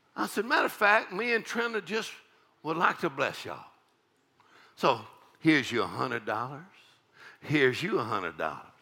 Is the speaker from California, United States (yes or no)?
no; South Texas, United States; I grew up in South Texas, and it's a little town of uh, 3,000 people